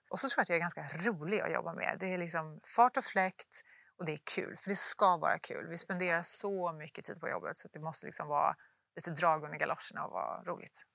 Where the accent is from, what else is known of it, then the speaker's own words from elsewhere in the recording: Luleå, Norrbotten County, Sweden; moved away; uppe i Luleå där jag kommer ifrån